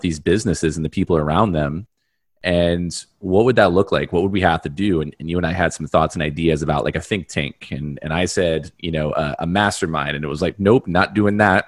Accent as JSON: {"language": "English", "region": "New York", "country": "United States", "said": "I'm from New York"}